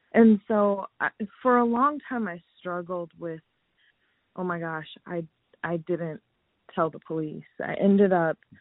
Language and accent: English; Lansing, Michigan, United States; moved away as an adult; also born or lived in Los Angeles; now in Phoenix, United States; I am originally from Lansing, Michigan, so small town USA